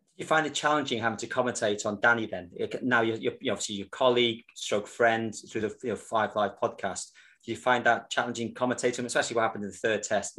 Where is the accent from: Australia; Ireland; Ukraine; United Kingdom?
United Kingdom; Wales; being a Welshman